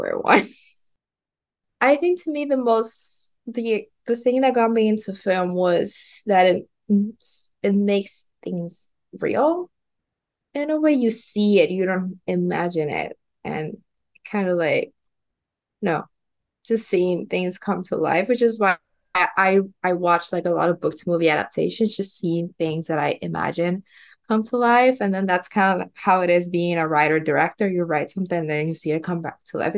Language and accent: English; Puerto Rico; first language Spanish; English is a second language; I grew up in Puerto Rico. And so, my first language is Spanish.